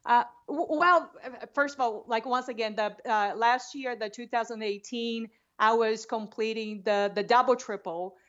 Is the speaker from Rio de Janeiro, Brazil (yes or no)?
yes; Rio de Janeiro, Brazil; English is a second language; moved away as an adult; also born or lived in Boston; now in Bend, Oregon, United States; I grew up in Rio de Janeiro.